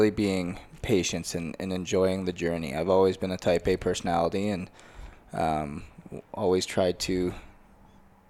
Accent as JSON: {"language": "English", "country": "Canada", "moved": "yes", "said": "I'm a Canadian boy"}